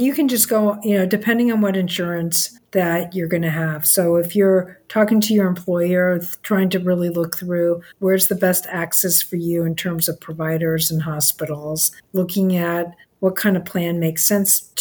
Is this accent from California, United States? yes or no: yes; Los Angeles, California, United States; I grew up in Los Angeles